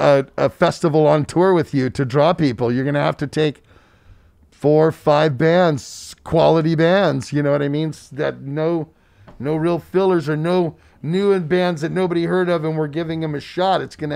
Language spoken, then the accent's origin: English; United States; especially America, because we're from the United States, gets all butthurt.